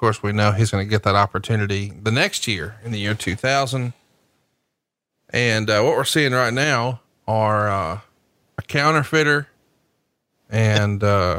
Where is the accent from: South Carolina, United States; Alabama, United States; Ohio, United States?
Alabama, United States; I'm from Alabama. I'm as redneck as it comes.